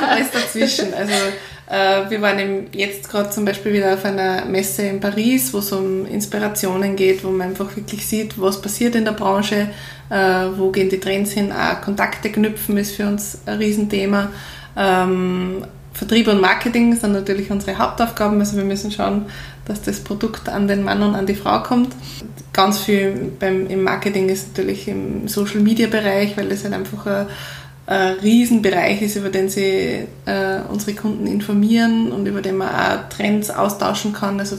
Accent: Upper Austria, Austria; Und ich komme aus Oberösterreich

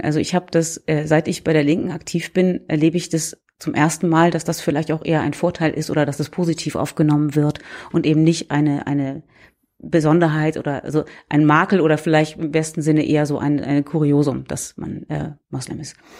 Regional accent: Hamburg, Germany; moved away as an adult; also born or lived in Heidelberg; now in Oldenburg, Germany; Ich komme aus Hamburg ursprünglich.

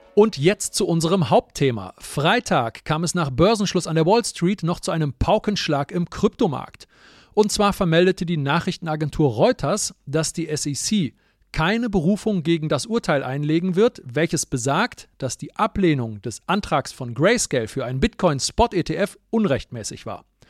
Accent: Germany; wir als Deutsche

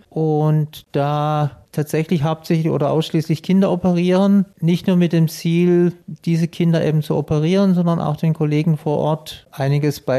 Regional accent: Baden-Württemberg, Germany; Also wenn Sie mich so fragen, ich komme

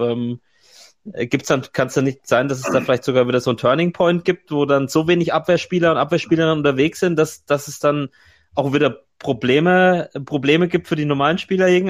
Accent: Franconia, Bavaria, Germany; in meiner fränkischen mhm. Heimat in Nürnberg

